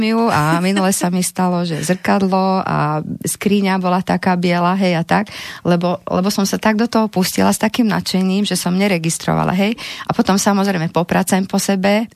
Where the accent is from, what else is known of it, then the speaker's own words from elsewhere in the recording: Levice, Nitra Region, Slovakia; u nás v Leviciach